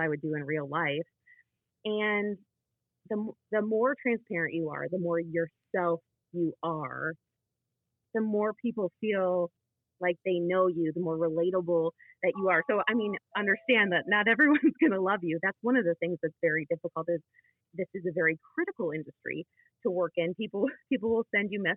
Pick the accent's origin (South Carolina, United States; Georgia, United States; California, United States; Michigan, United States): Michigan, United States; Rochester; moved away as an adult; now in West Michigan (Lake Michigan shore), United States; when I was living on the east side in the Metro Detroit area growing up in Rochester